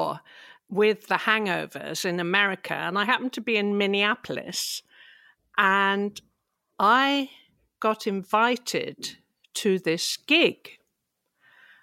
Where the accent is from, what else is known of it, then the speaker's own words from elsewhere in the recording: England, United Kingdom; I'm English.